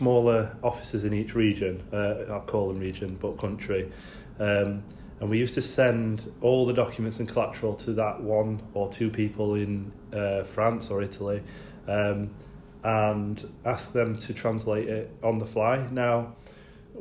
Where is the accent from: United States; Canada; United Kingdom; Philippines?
United Kingdom; Doncaster, Yorkshire and the Humber; I'm from Doncaster.